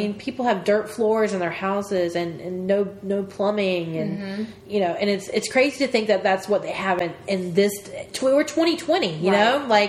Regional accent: United States; especially being American.

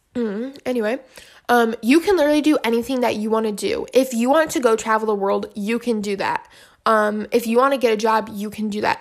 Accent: Michigan, United States; my hometown in Michigan

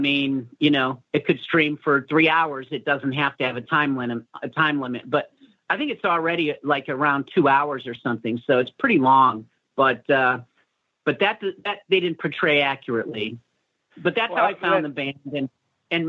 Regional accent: Chicago, Illinois, United States; moved away

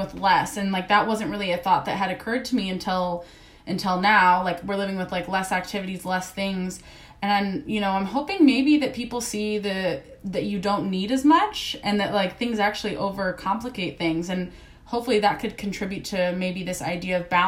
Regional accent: East Coast, United States; I'm from the East Coast

